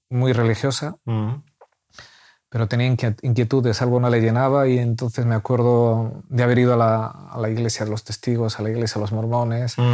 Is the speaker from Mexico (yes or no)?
no; Valladolid, Castile and León, Spain; now in Murcia, Spain; Nosotros somos de Valladolid